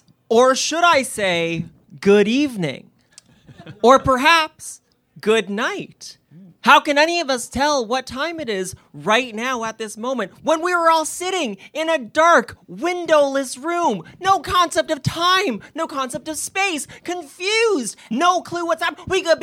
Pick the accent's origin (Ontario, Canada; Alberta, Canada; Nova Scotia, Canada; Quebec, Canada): Ontario, Canada; Kitchener; I'm from Kitchener, Waterloo, and I'm here to pitch to you my company, Accessawoof